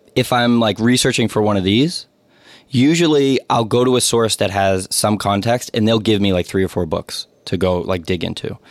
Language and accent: English; Somerville, Massachusetts, United States; I grew up here in Somerville